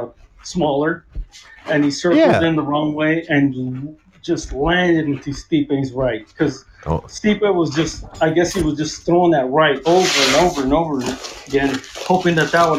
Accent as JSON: {"language": "English", "town": "Los Angeles", "region": "California", "country": "United States", "tie": "born or raised there", "said": "I was born in East"}